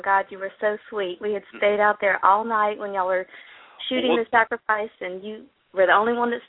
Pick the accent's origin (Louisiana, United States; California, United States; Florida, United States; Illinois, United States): Louisiana, United States; Baton Rouge; Well, originally Baton Rouge, but now I live kind of in a little town halfway between Baton Rouge and New Orleans.